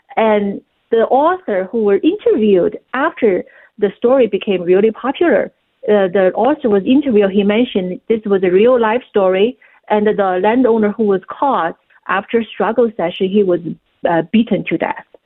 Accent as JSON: {"language": "English", "country": "China", "tie": "born or raised there", "moved": "yes", "said": "growing up in China."}